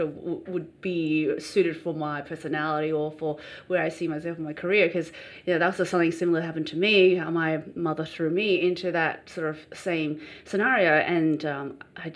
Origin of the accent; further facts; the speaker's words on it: Australia; I grew up in Australia all my life